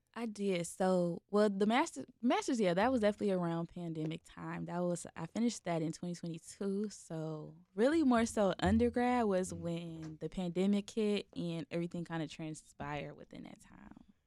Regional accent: Chicago, Illinois, United States; I'm from Chicago

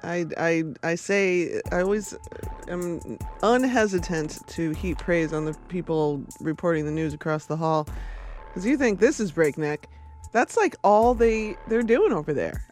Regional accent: Chicago, Illinois, United States; I was born in Inglewood

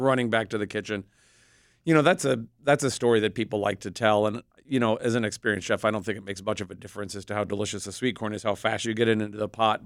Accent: Midwest, United States; I grew up in the Midwest.

